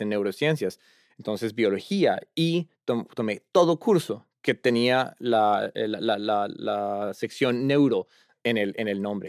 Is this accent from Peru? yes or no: no; Bogotá, Colombia; moved away as an adult; now in Cambridge, United States; yo originalmente eh, soy de Colombia, Bogotá, la capital. Eh, allá nací y crecí y estuve hasta los 20 años.